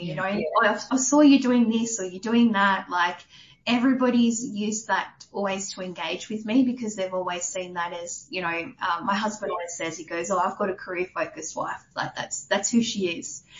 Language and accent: English; New South Wales, Australia; moved away as an adult; also born or lived in Orange, New South Wales / Warnervale, Central Coast, New South Wales / Adelaide / Queensland; now in Canberra, Australia; grew up in New South Wales. So I grew up in country town Orange for a little bit, oh. and then we moved from Orange when I was, I think we were in year five, so 95. We then moved up to the Central Coast to a place called Warnervale, and we lived up there basically up until my teens